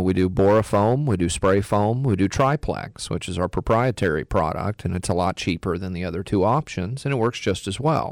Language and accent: English; Texas, United States; now in North Carolina, United States; I'm from Texas